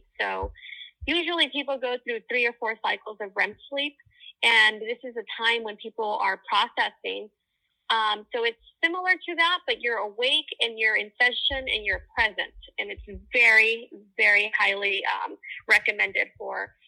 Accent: Los Angeles, California, United States; I grew up in East LA. I'm born and raised in Los Angeles, a daughter of immigrant parents

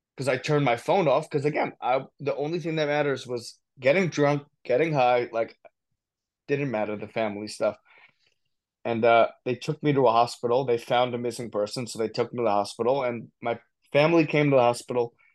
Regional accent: New Jersey, United States; also born or lived in Poconos, Pennsylvania / New Brunswick, New Jersey; I grew up in New Jersey, great kid, come from a great family

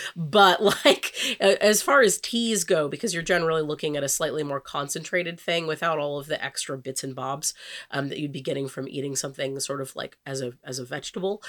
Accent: California, United States; We're from the wine country.

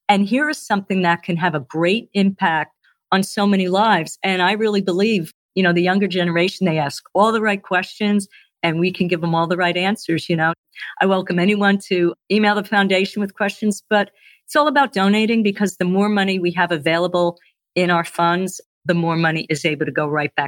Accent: Northeast, United States; And again, I'm from the Northeast, so I've had steak and cheese.

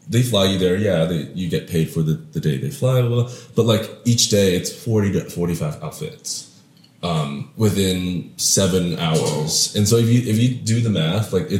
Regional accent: Shanghai, China; moved away as an adult; also born or lived in Hong Kong / Canada; now in United States; I grew up in Shanghai, Hong Kong and Shanghai

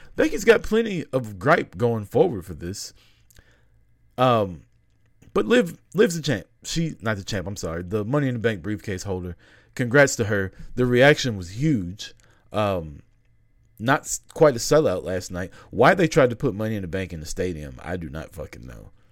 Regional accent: Atlanta, Georgia, United States; I'm from Atlanta, right? Live in Atlanta

